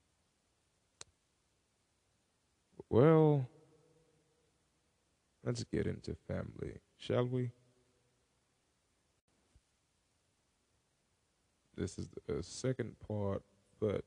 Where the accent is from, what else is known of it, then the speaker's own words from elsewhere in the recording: United States; I am an Afro American since I was born in America